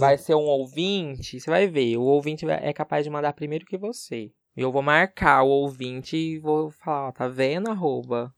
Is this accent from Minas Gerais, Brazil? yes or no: no; Barretos, São Paulo, Brazil; moved away as an adult; now in São José do Rio Preto, Brazil; eu sou de Barretos terra do peão, e moro em Rio Preto já faz um bom tempo.